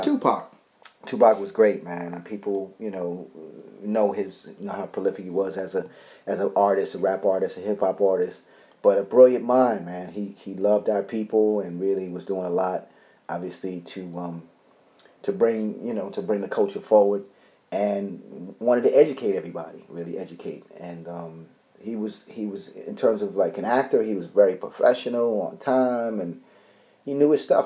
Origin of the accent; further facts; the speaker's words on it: New York City, New York, United States; born in the Bronx and raised up in Harlem and Queens Village